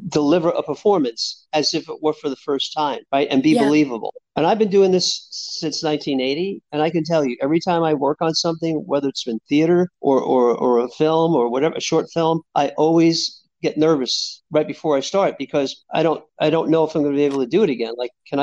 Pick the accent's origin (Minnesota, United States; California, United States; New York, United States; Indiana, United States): New York, United States; New York City; I grew up in New York City in Hell's Kitchen